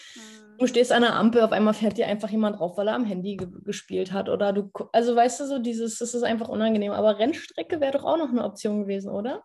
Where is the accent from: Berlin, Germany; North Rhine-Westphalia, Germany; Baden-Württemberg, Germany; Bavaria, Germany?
Berlin, Germany; wir haben in ja, Berlin auch ein Lichtenberg, ist ein Bezirk.